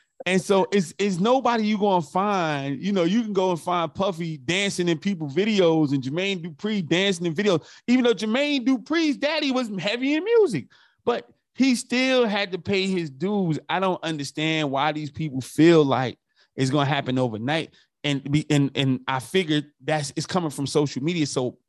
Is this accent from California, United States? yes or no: yes; California, United States; I'm not a Raider fan, but I'm right there from the Bay with him.